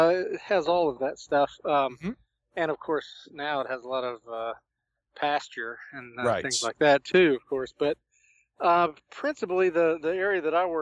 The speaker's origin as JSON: {"language": "English", "region": "Kentucky", "country": "United States", "said": "my background, because I'm actually from Kentucky."}